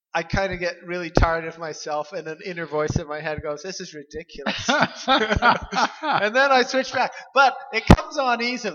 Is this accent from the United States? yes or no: yes; Dearborn, Michigan, United States; born there; I was born in Dearborn. Let's get specific.